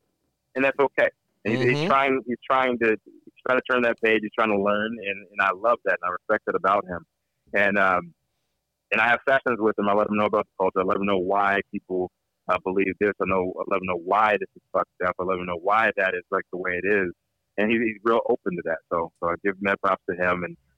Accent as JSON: {"language": "English", "region": "East Coast", "country": "United States", "lives_now": "California, United States", "said": "I'm a hustler. I'm from the East Coast. Me and my East Coast guys."}